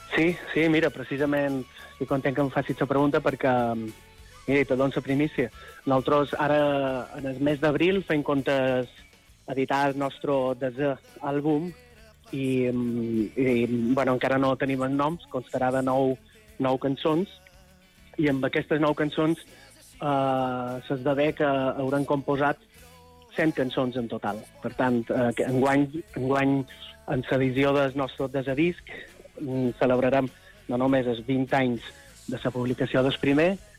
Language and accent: Catalan; Son Servera, Balearic Islands, Spain; nosaltres som de Son Cervera, de Llevant mallorquí, i allà en el litoral de Son Cervera, la joia de la corona és una petita cala que seria Esport Nou, que és on nosaltres vàrem passar la infància